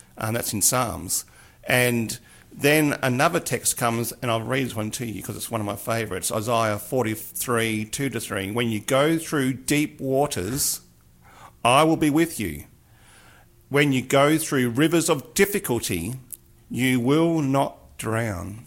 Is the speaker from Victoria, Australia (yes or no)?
yes; Mildura, Victoria, Australia; growing up on the Murray in Mildura, where I grew up